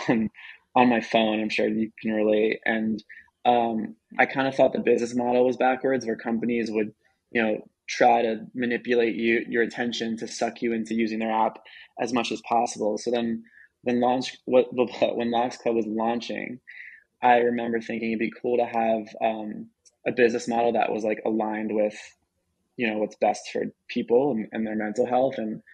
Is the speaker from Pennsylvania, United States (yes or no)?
yes; Philadelphia, Pennsylvania, United States; I'm from Philly, I'm not from